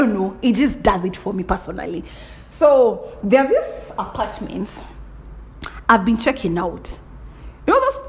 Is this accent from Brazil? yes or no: no; Kenya; I'm a typical Kikuyu. Right? I told you I'm from Kenya 254